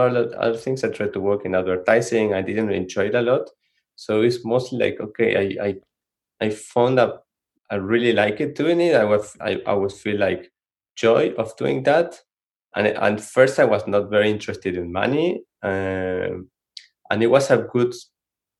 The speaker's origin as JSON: {"language": "English", "country": "Argentina", "also_born_or_lived": "San Francisco, United States", "second_language": "English", "moved": "as an adult", "lives_now": "Santa Cruz, United States", "said": "we are from Argentina. When we moved from Argentina to the Bay Area for work"}